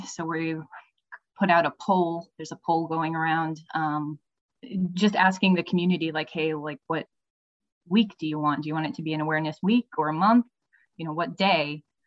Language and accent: English; New England, United States; I grew up in New England with two sisters and a brother